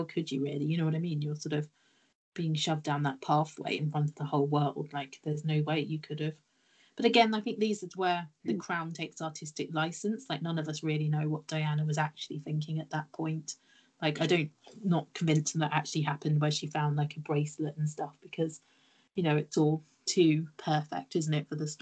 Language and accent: English; Cheltenham, South West England, United Kingdom; a famous horse racing, like, meeting that takes place, like, in my hometown, the Cheltenham Festival